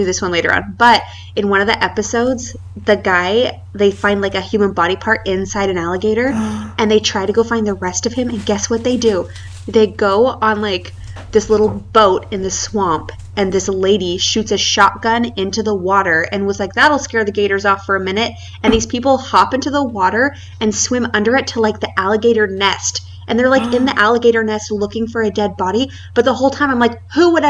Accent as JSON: {"language": "English", "region": "Idaho", "country": "United States", "tie": "born or raised there", "moved": "yes", "lives_now": "San Antonio, United States", "said": "I am from Idaho, where I didn't learn anything about immigration growing up"}